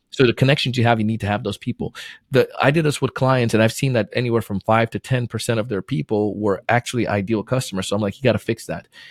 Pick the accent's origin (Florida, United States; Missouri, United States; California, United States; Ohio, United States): Florida, United States; also born or lived in Jamaica; I was born in Jamaica, moved to Florida when I was nine